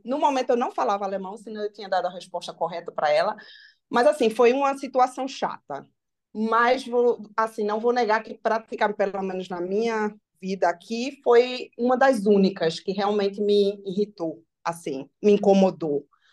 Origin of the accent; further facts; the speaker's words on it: Brazil; moved away; eu sou brasileira